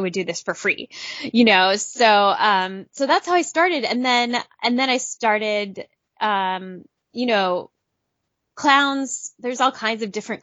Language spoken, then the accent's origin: English; Southern California, United States; I grew up in Southern California